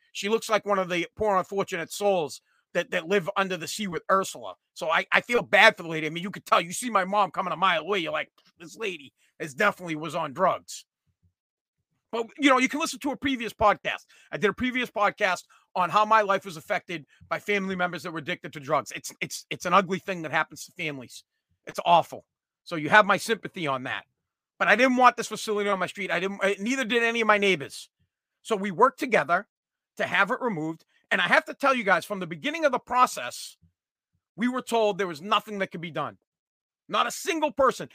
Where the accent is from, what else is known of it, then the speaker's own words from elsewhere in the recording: Revere, Massachusetts, United States; I'm from Revere, Massachusetts